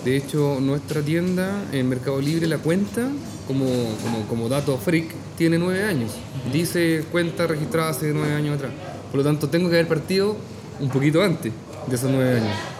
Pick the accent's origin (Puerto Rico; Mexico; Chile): Chile; Talca, Maule; soy de Talca. Entonces, mm, en Talca tenemos muy buenos completos